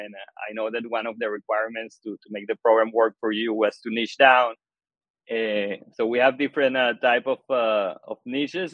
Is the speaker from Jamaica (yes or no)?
no; Venezuela; English is a second language; moved away as an adult; now in United States; I'm originally from Venezuela and moved to the U.S. I guess almost 7 years ago